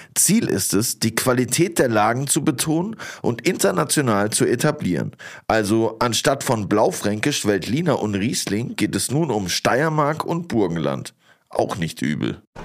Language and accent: German; Southern Germany, Germany; moved away as an adult; now in Berlin, Germany; als Süddeutscher